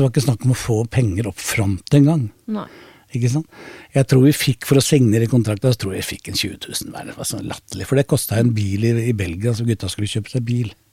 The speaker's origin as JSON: {"language": "Norwegian", "region": "Oslo", "country": "Norway", "tie": "born or raised there", "said": "Jeg er oppvokst med Carl Berner."}